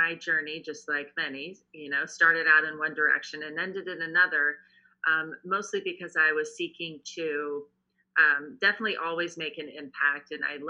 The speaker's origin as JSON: {"language": "English", "town": "Washington", "region": "District of Columbia", "country": "United States", "tie": "born or raised there", "also_born_or_lived": "Baton Rouge, Louisiana", "said": "I'm a Southern girl by birth. I was born in Baton Rouge, Louisiana. And then my family moved to Washington, D.C. when I was five. Okay. So I really grew up in the district and just outside of the district"}